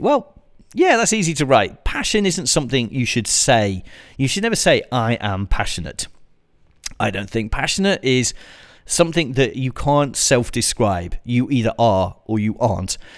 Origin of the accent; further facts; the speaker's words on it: United Kingdom; like me, you're British